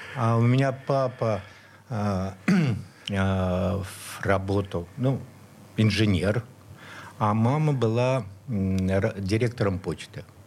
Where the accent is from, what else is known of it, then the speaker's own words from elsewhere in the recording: Saint Petersburg, Russia; Я вот, вот здесь и родился, прямо на Петроградской, в Санкт-Петербурге